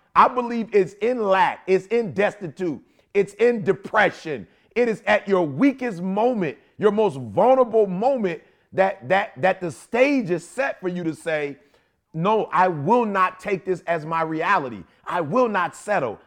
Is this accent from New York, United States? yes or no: no; Chicago, Illinois, United States; People know I'm from the Shy. I love Chicago. That's where I was born.